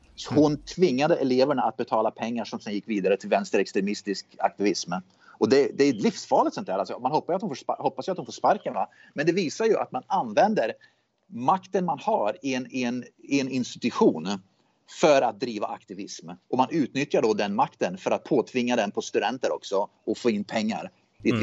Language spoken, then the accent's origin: Swedish; Sweden; now in United States; jag är med i såna här Facebookgrupper då, s, för svenskar som bor i USA